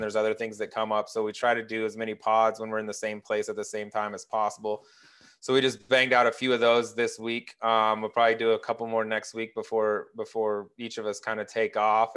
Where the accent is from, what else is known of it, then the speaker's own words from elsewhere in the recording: Colorado, United States; also born or lived in Little Rock, Arkansas; I was born in Little Rock. I grew, I grew up in Arkansas for, like, eight years, um, but then I moved to Colorado, so Colorado is, like, where I'm from